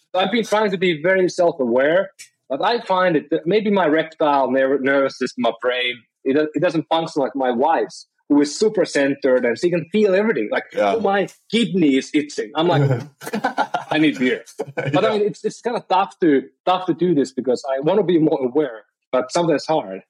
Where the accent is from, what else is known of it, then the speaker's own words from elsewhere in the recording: Finland; moved away as an adult; now in San Francisco, United States; I'm from Finland originally, and I've been I've been living around the world